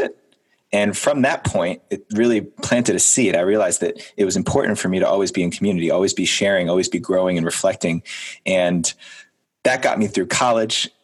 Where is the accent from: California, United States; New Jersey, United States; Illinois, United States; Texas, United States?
New Jersey, United States; I grew up in New Jersey, 7 miles as the crow flies from downtown Manhattan, New York City